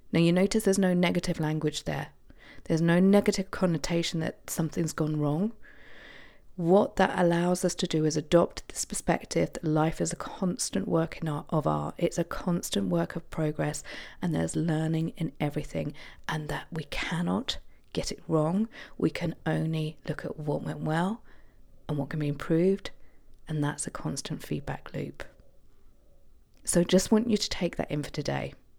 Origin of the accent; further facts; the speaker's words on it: Isle of Wight, South East England, United Kingdom; on the Isle of Wight, my hometown